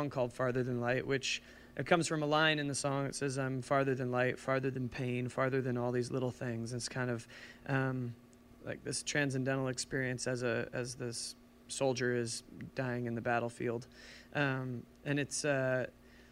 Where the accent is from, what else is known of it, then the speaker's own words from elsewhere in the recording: St. Louis, Missouri, United States; also born or lived in New Orleans, Louisiana; now in Seattle, United States; I grew up in St. Louis